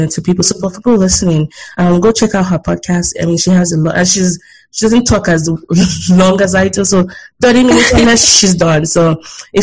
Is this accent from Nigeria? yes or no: yes; Nigeria; now in United States; I'm proudly Nigerian